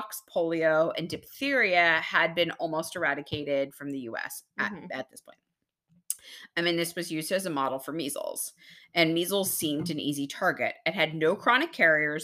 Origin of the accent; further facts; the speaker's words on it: Texas, United States; moved away; I'm from Texas